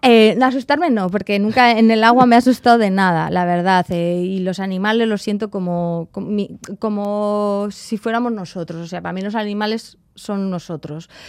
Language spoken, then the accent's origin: Spanish; Sopelana, Basque Country, Spain; moved away as an adult; also born or lived in Rio de Janeiro, Brazil / Mexico / London, United Kingdom; me voy para mi pueblo